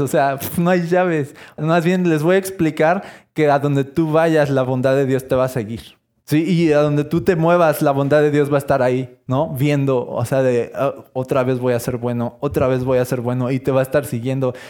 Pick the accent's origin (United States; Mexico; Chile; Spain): Mexico; soy esta este mexicano